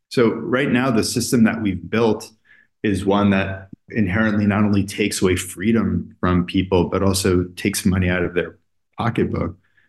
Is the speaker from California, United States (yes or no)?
no; New York City, New York, United States; as a New Yorker